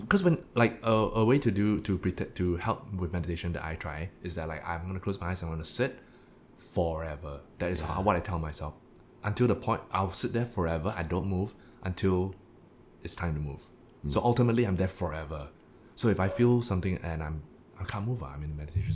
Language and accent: English; Singapore; I am a Singaporean